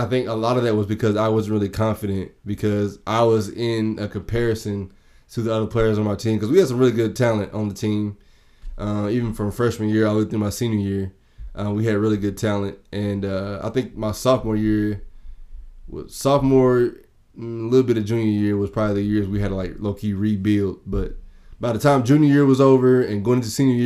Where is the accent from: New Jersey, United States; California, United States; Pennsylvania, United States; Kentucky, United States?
Kentucky, United States; Danville; I have to say Danville. Danville, Kentucky